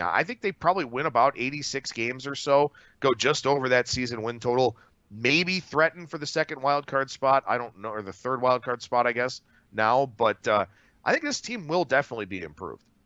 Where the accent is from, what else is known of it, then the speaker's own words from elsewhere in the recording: Cleveland, Ohio, United States; I grew up in Cleveland, Cleveland native, born and raised